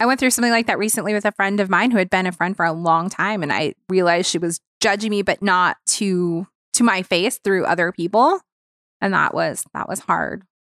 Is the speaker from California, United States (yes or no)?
yes; Long Beach, California, United States; also born or lived in Orange County; Long Beach, which is my hometown